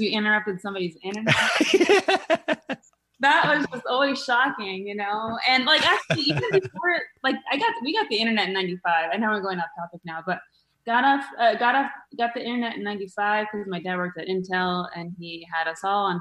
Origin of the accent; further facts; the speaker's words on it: Mesa, Arizona, United States; now in Los Angeles, United States; started in Arizona, in Mesa, of all places, right? Yeah, Mesa. I started as a Hawthorne Hawk at Hawthorne